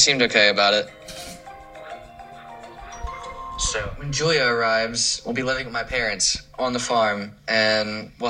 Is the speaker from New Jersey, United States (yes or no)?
no; Dinwiddie, Virginia, United States; I'm 27 years old, and I'm from Dinwiddie, Virginia.